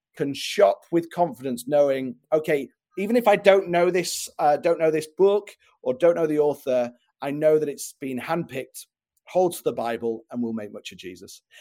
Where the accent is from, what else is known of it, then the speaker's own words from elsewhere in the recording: England, United Kingdom; moved away as an adult; now in Chicago, United States; I'm from England originally, but I live in uh, in Chicago now.